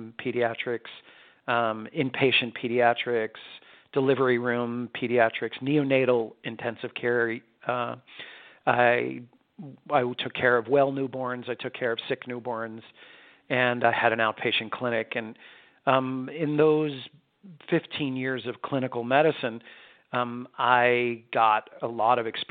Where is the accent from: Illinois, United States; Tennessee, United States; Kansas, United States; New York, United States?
New York, United States; I was born and raised in New York